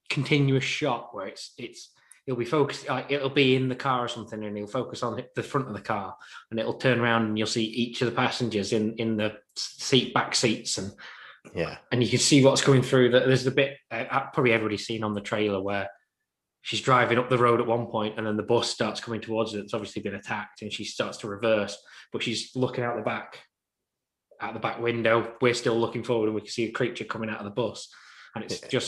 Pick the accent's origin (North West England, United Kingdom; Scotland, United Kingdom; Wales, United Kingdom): North West England, United Kingdom; Crewe; I'm a Chicago fan. I'm from Crewe.